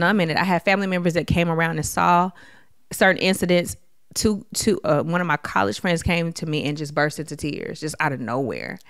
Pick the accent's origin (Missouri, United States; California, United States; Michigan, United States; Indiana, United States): Michigan, United States; Detroit; growing up in Detroit, Michigan, during the d, crack epidemic